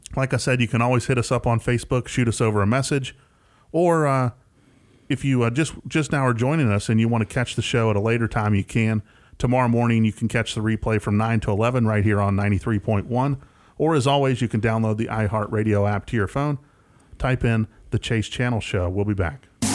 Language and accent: English; West Tennessee, United States; accent: Southern twang; he's not from West Tennessee, so he doesn't quite have the same Southern twang